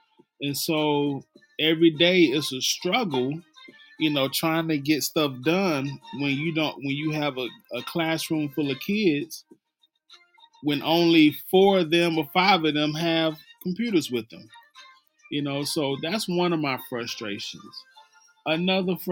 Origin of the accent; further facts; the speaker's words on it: Mississippi, United States; I'm from Mississippi